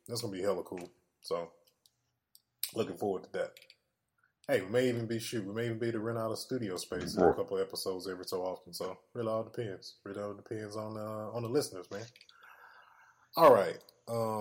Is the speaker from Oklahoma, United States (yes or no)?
no; Mississippi, United States; born or raised there